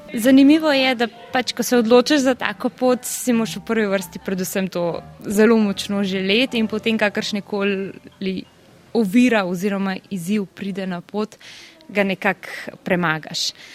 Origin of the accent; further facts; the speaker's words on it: Upper Carniola, Slovenia; moved away as an adult; now in Bern, Switzerland; prihajam iz Gorenske